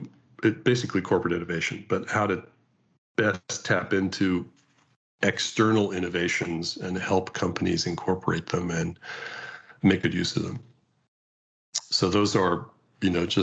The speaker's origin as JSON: {"language": "English", "region": "California", "country": "United States", "said": "As a Californian"}